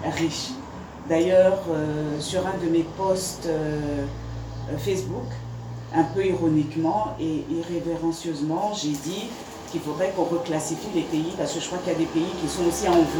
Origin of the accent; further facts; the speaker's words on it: France; parce que je viens de France aussi